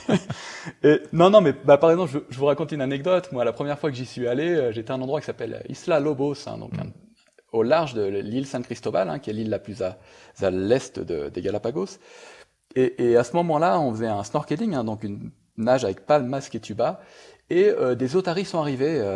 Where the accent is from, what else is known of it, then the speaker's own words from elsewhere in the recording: Brittany, France; now in Ecuador; je suis breton d'origine